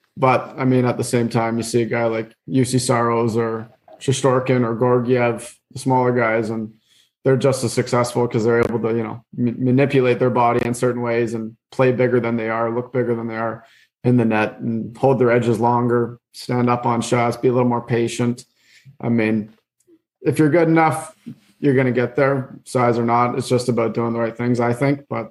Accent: Belleville, Ontario, Canada; I was able to play in my hometown for 2 years

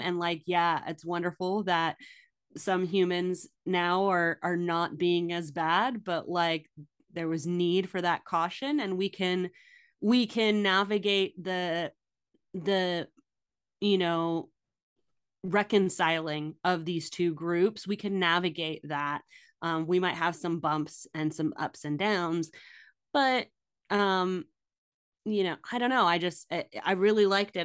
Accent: United States; as an American

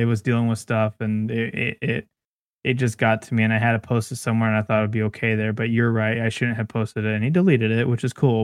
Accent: Bakersfield, California, United States; I was born in Bakersfield.

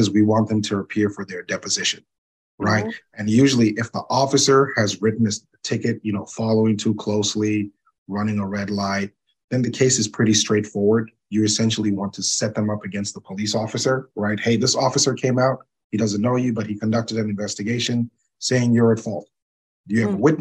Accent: Zambia; moved away; I'm originally from Zambia myself

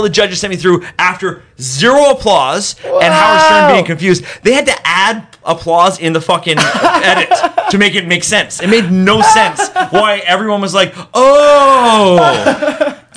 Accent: Langley, British Columbia, Canada; I'm from Langley

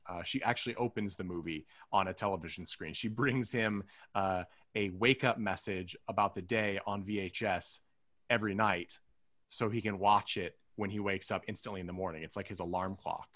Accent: United States; we're all from the United States

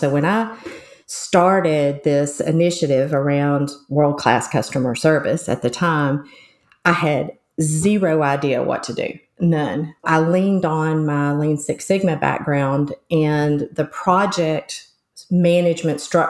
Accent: West Virginia, United States; accent: southern; I'm also from the U.S. and most specifically sort of southern U.S., more like hillbilly. So I was from West Virginia.

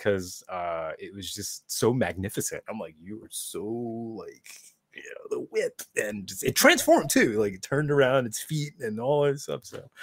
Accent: New York City, New York, United States; growing up in New York

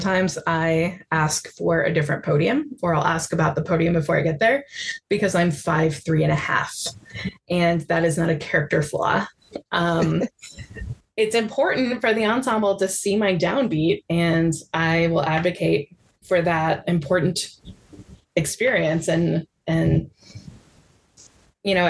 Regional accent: Midwest, United States; I identify as a Midwesterner

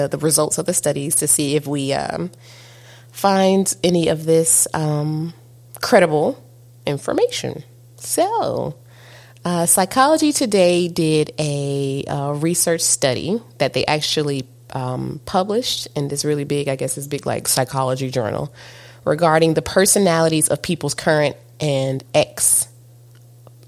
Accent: East Coast, United States; I'm from the East Coast. And, you know, and we're both in the South.

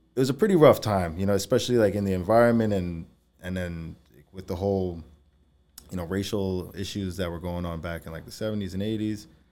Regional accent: Valley Stream, New York, United States; moved away as an adult; I grew up in Valley Stream, uh, you know, since I was three

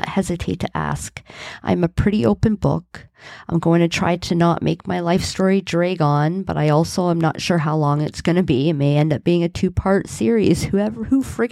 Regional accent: Hamilton, Ontario, Canada; I was born and raised in Hamilton, Ontario

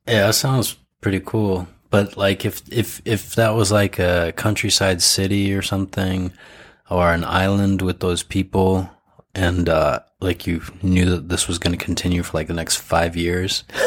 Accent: United States; now in Japan; I'm half, but I grew up overseas

